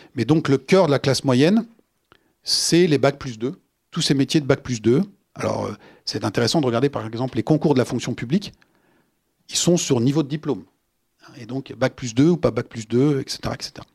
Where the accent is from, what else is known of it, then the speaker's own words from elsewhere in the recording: France; chez nous en France